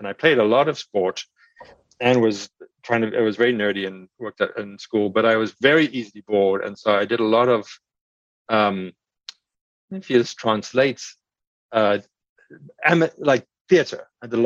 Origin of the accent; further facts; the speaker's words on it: South Africa; moved away; I grew up in South Africa